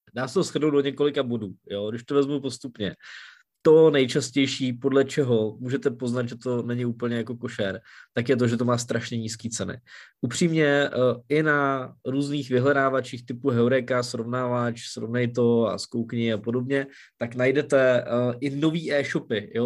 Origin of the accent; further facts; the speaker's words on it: Czechia; u nás v Čechách